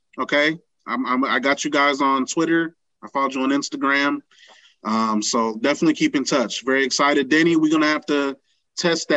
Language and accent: English; Fort Wayne, Indiana, United States; my hometown, Fort Wayne, Indiana